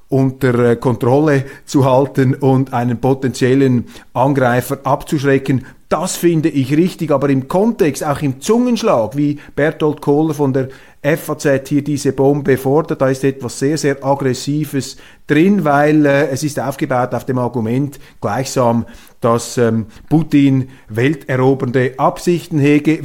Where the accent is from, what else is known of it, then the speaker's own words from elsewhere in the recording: Switzerland; Als Schweizer